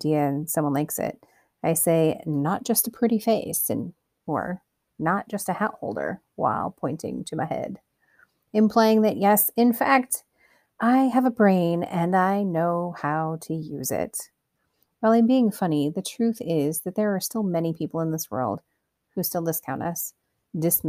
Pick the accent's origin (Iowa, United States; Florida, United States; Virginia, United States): Iowa, United States; Cedar Rapids; born or raised there